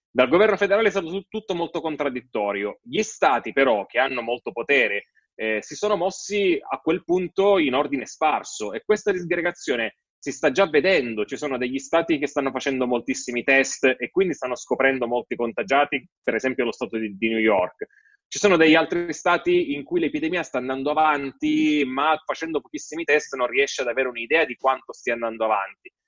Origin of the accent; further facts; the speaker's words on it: Italy; sono nato in Italia e non lì